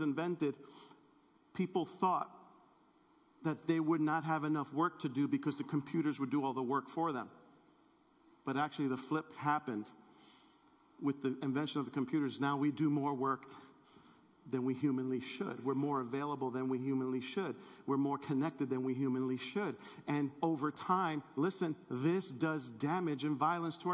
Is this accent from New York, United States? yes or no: yes; New York City, New York, United States; growing up in New York City